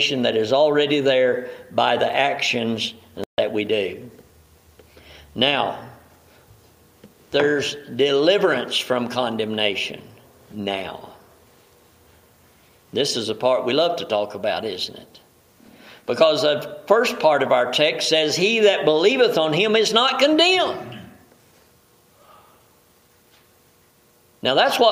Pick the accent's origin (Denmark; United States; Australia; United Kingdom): United States; the South; I grew up in the South.